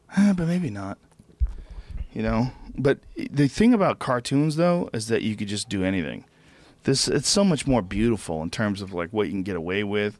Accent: New Jersey, United States; I'm from Jersey

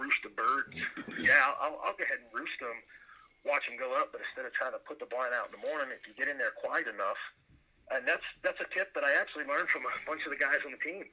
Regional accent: New York, United States; moved away as an adult; also born or lived in northeastern Indiana; now in Indiana, United States; I actually originally was uh, born and raised on the East Coast, New York

